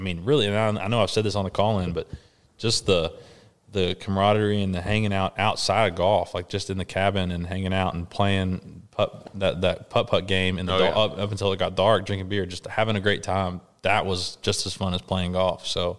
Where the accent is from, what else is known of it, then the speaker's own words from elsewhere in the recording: Kentucky, United States; I'm from Kentucky.